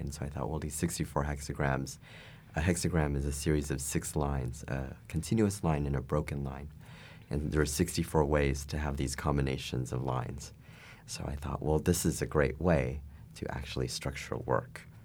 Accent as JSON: {"language": "English", "country": "United States", "said": "As an American"}